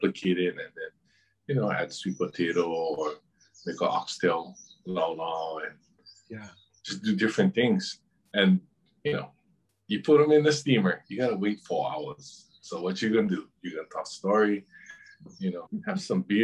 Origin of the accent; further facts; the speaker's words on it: Honolulu, Hawaii, United States; also born or lived in Kailua, Hawaii; that was in downtown, actually. Then my dad lived in Kailua, where he still lives now. And so I was the one that actually went back and forth between Kailua and town the most